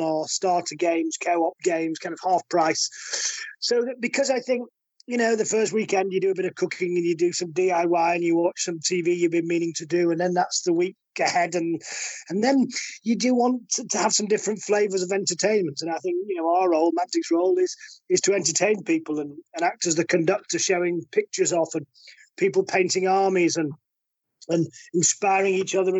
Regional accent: the north of England, United Kingdom; We're all northerners, and we're all poor up here

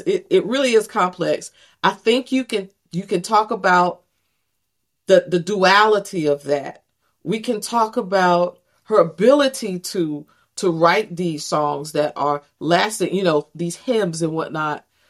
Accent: Greenville, North Carolina, United States; also born or lived in Texas; grew up in, in, in Greenville, North Carolina

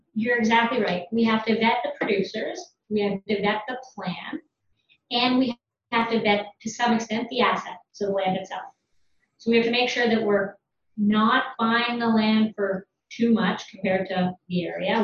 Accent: London, Ontario, Canada; I'm from London, Ontario, from a farm

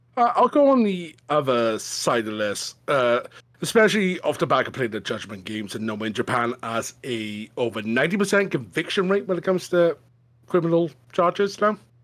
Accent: Welsh, Wales, United Kingdom; being Welsh

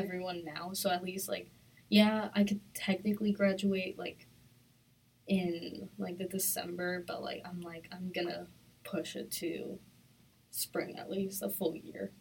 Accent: Long Island, New York, United States; I'm from Long Island.

